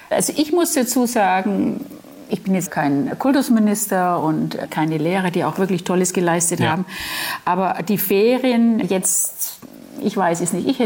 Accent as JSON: {"language": "German", "town": "Nuremberg", "region": "Bavaria", "country": "Germany", "tie": "born there", "said": "Ja, bin geboren in Nürnberg"}